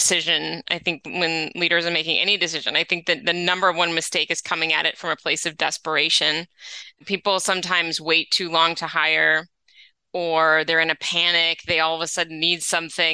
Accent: New England, United States; now in Los Angeles, United States; I grew up in New England, so the fall, I miss it when I'm in LA.

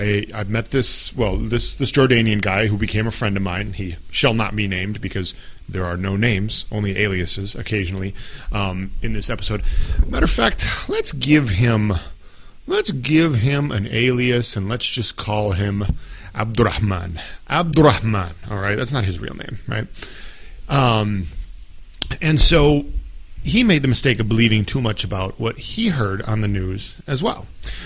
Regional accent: United States; I'm an easy target as an American there

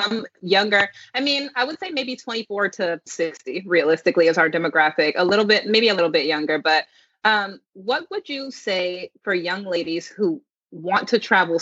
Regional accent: United States; I'm American

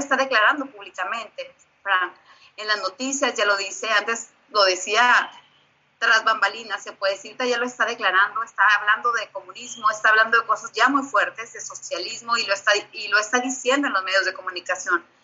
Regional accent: Mexico; now in Brownsville, United States; la mexicana orgullosa

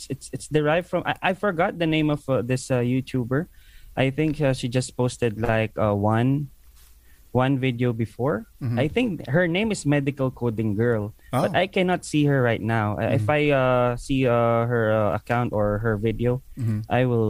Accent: Philippines; moved away as an adult; now in Abu Dhabi, United Arab Emirates; I'm from the Philippines.

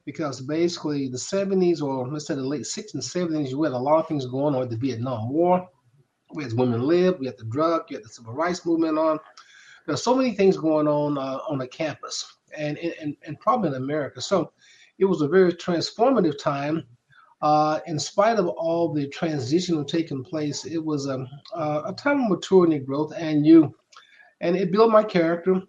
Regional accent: Macon, Georgia, United States; moved away as an adult; I grew up in um, from Macon, Georgia

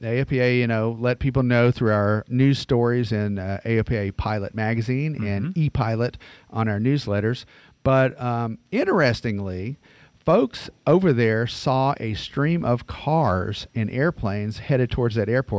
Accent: the South, United States; I'm from the South and I mispronounce a bunch of stuff.

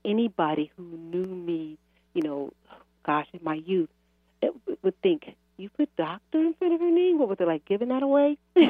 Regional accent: Chicago, Illinois, United States; also born or lived in Massachusetts, United States / Maryland, United States; No, I'm from Chicago. I've lived, gosh, in Massachusetts most of my life.

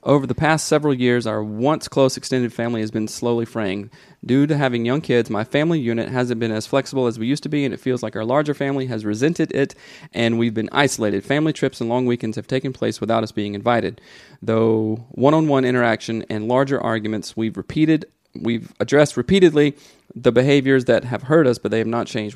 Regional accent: the South, United States; growing up in the South, in the eighties and early nineties, everybody was a tough guy, everybody was a redneck

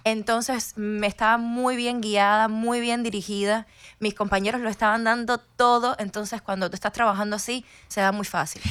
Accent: Havana, Cuba; moved away as an adult; now in United States; llegué a los 20, entonces crecí, por supuesto, en, La Habana.

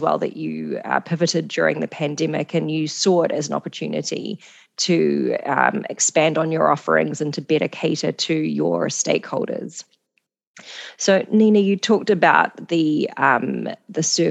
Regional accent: New Zealand; moved away; also born or lived in Singapore / Canada; I'm from New Zealand, I've worked in Singapore

